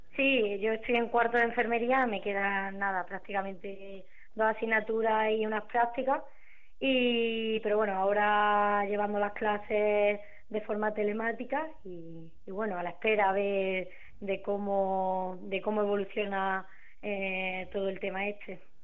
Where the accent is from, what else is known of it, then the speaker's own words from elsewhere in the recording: Córdoba, Andalusia, Spain; yo soy de Córdoba, estoy estudiando allí